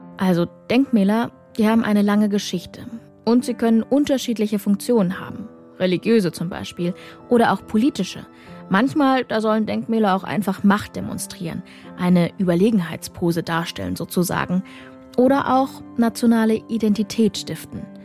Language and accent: German; Saxony, Germany; Auch ich bin erst nach dem Ende der DDR in Sachsen geboren